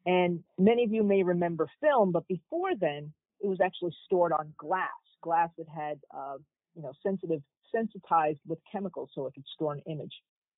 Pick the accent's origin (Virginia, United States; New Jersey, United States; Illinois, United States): New Jersey, United States; moved away; also born or lived in Providence / Stanford / Yale; I grew up in New Jersey and went to school in Providence